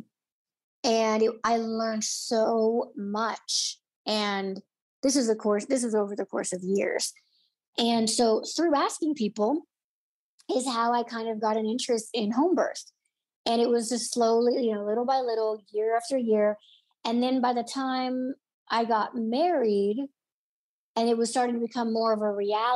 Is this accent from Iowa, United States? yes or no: no; Illinois, United States; moved away as an adult; also born or lived in Florida / Los Angeles; I'm in my hometown